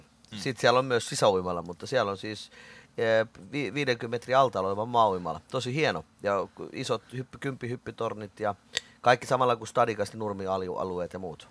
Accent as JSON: {"language": "Finnish", "town": "Riihimäki", "region": "Kanta-Häme", "country": "Finland", "tie": "born or raised there", "also_born_or_lived": "Kouvola", "said": "kyllä mä oon kotoisin Riihimäeltä, mut mä oon syntynyt Kouvolasta"}